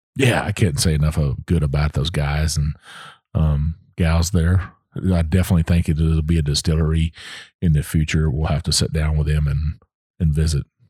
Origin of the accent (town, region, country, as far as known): Texas, United States; born or raised there; moved away